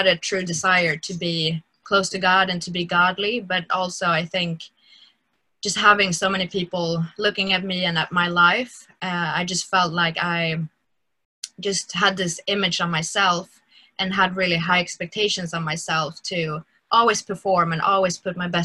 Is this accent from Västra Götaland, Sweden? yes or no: no; Stockholm, Stockholm County, Sweden; I grew up in Stockholm, and in the Stockholm church